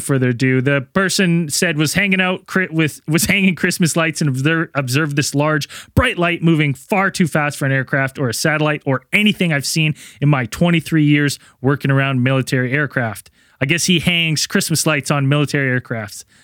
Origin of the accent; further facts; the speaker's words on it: Canada; I'm Canadian